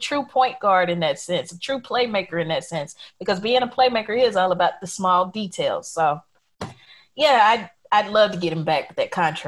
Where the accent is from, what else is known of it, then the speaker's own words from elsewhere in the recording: the South, United States; Three, as a Southerner, I have to say ….